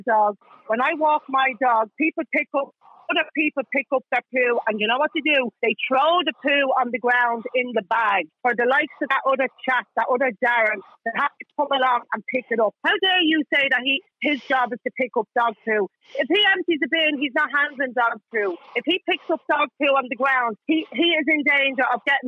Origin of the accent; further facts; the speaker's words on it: Dublin, County Dublin, Ireland; I come from Kilbarry, where the snapper was filmed